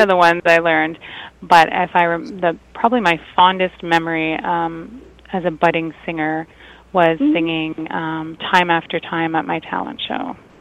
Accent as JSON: {"language": "English", "town": "Toronto", "region": "Ontario", "country": "Canada", "tie": "born or raised there", "said": "the venue is right in my hometown"}